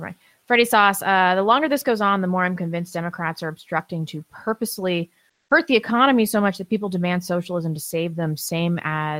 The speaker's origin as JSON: {"language": "English", "region": "California", "country": "United States", "lives_now": "Idaho, United States", "said": "I am technically a Californian that moved to Idaho."}